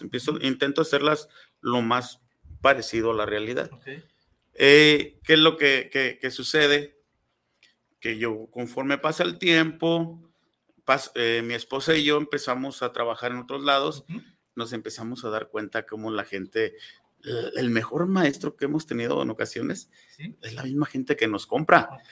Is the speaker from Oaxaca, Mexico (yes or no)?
no; Tlaquepaque, Jalisco, Mexico; soy originario de Tlaquepaque, soy artesano 100% de Tlaquepaque